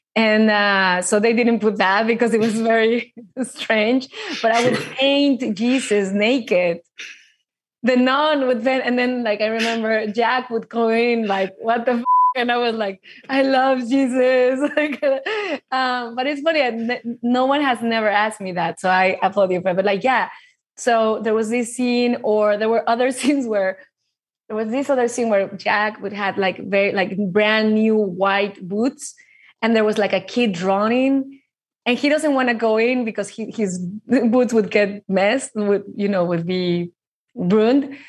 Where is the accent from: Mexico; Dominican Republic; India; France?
Mexico; I grew up in Mexico